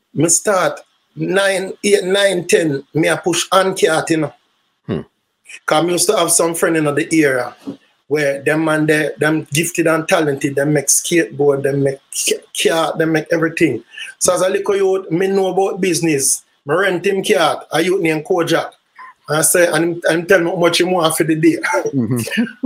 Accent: Kingston, Jamaica; also born or lived in St. Mary, Jamaica; I was born in Kingston, Jamaica, Waterhouse, Kingston 11

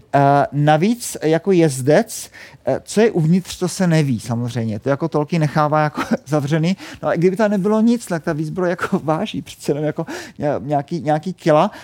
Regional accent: Lechovice, South Moravian Region, Czechia; já jsem z Jižní Moravy a, a kdybyste někdy přijeli k nám do Lechovic

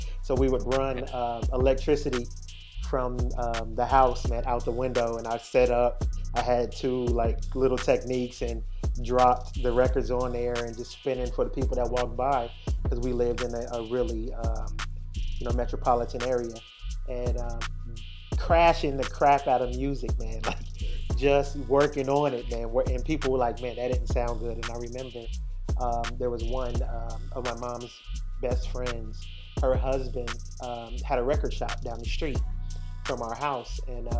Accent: East Coast, United States; also born or lived in New York / Indianapolis / Atlanta / Florida; Yeah, so, you know, I'm originally from the States, man. I grew up on the East Coast. You know, I've spent some time in New York growing up, spent some time in Indianapolis, spent some time in Atlanta, down in Florida, in the U.S.

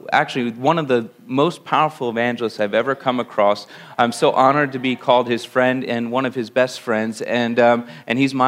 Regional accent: Langhorne, Pennsylvania, United States; I'm born and raised in Pennsylvania. I came from right outside Philadelphia. I grew up in Lower Bucks County in a place called Langhorne, Pennsylvania.

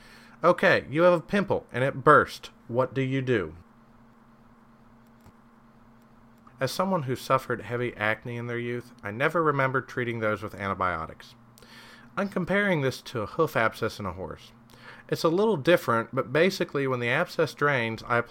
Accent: Kentucky, United States; I'm from Kentucky. Everyone but me watches basketball here

